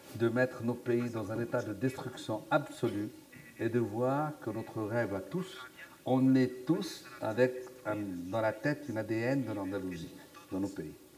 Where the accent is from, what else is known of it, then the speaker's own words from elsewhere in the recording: Aurès, Algeria; also born or lived in Sahara; je suis né dans les Aurès, sous les montagnes, donc des Aurès